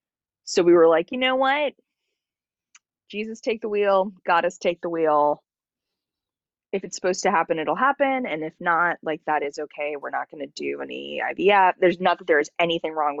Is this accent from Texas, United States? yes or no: no; Los Angeles, California, United States; I was born in Los Angeles